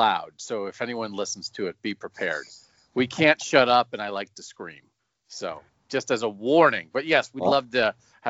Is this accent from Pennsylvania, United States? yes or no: yes; Pennsylvania, United States; also born or lived in Columbus, Ohio; now in Westerville, United States; I grew up in Pennsylvania, so I grew up about 2 hours from Philadelphia